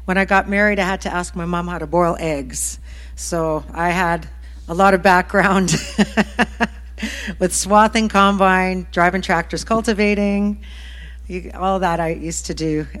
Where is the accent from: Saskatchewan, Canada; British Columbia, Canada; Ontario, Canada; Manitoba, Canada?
Saskatchewan, Canada; Wadena; moved away as an adult; also born or lived in Nashville; now in Regina, Canada; we both actually came from this area of Saskatchewan. I'm originally from Wadena area.